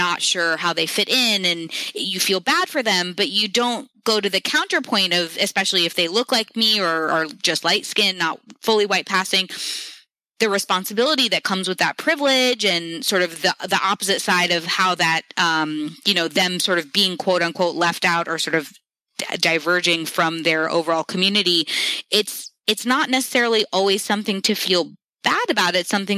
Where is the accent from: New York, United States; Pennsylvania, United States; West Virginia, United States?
New York, United States; New York City; I grew up in New York City in this very diverse group of friends